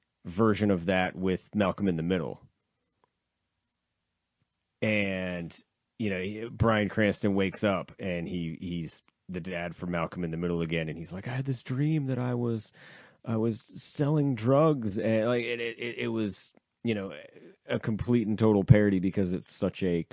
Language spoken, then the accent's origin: English; Canada; I'm Canadian.